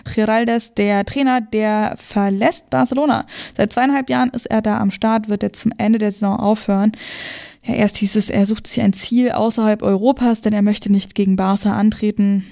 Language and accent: German; Brandenburg, Germany; Ich komme aus der Nähe von Berlin, so Randgebiet ist schon Brandenburg